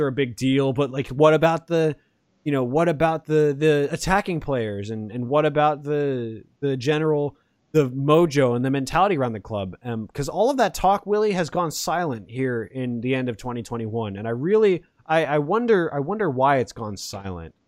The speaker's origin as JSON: {"language": "English", "town": "Atlanta", "region": "Georgia", "country": "United States", "moved": "yes", "lives_now": "Los Angeles, United States", "said": "I'm from Atlanta"}